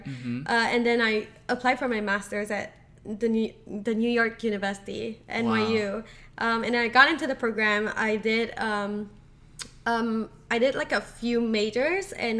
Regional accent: Singapore; now in United States; So I am from Singapore, and that's in Southeast Asia.

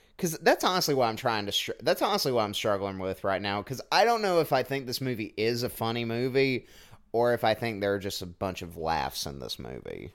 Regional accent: Southwest Georgia, United States; I grew up in Southwest Georgia.

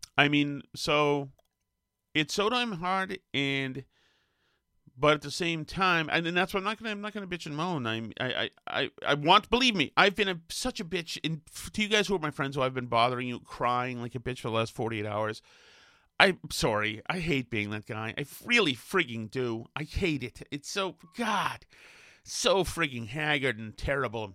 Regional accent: Winchester, Massachusetts, United States; I'm a spoiled fatty from fucking Winchester, Massachusetts

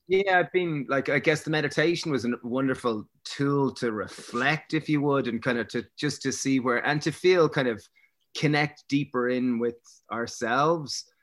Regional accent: Greystones, County Wicklow, Ireland; growing up in Greystones and going to, you know, we went to a, a kind of Prez in Bray

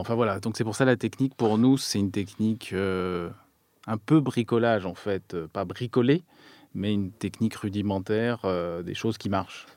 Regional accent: France; en tant que Français

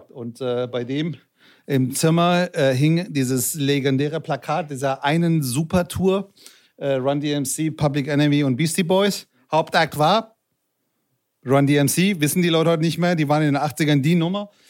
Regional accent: Frankfurt, Hesse, Germany; also ich bin in Frankfurt aufgewachsen

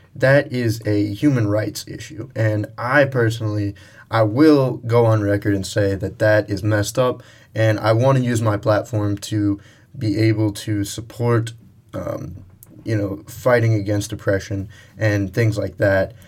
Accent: United States; we grew up in America

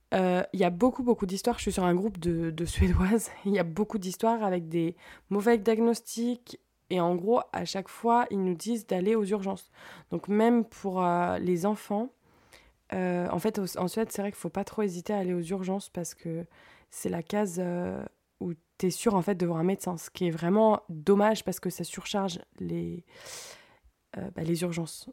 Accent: France; moved away as an adult; now in Sweden; en tant que Française

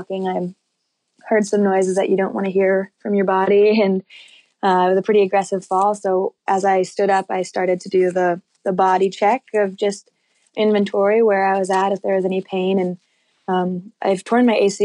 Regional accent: North Conway, New Hampshire, United States; now in Jackson, Wyoming, United States; North Conway, New Hampshire is where my family lives and where I grew up most of my childhood

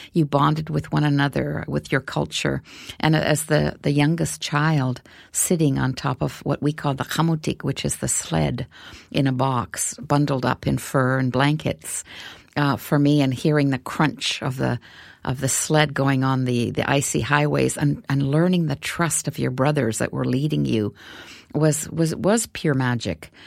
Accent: Canadian Arctic, Canada; I come from the Canadian Arctic

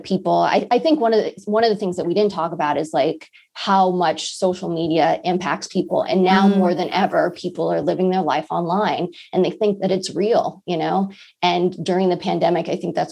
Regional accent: Los Angeles, California, United States; moved away; I'm from Los Angeles. I haven't visited my family in over a year.

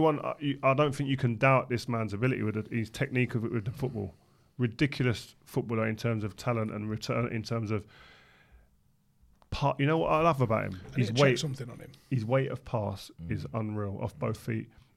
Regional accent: London, United Kingdom; we're from South London

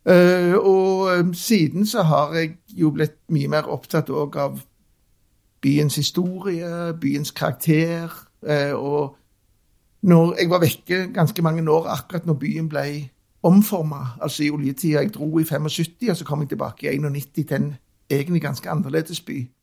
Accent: Stavanger, Rogaland, Norway; Jeg er Oppvokst på Skjulberget, som er så midt i byen som det går an å komme. Inni det som i dag er Kulturhuset. Der, der vokste jeg opp i en liten kommunal leilighet.

